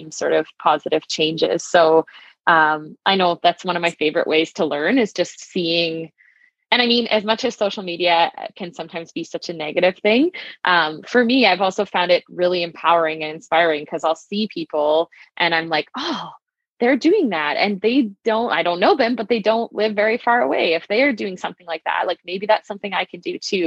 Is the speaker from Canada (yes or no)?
yes; southeastern Saskatchewan, Canada; I actually grew up in southeastern Saskatchewan. I grew up I'm from Mulmart, Saskatchewan